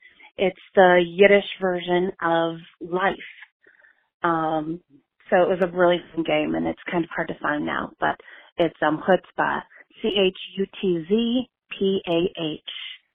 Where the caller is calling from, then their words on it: Chicago, Illinois, United States; I'm calling from Chicago.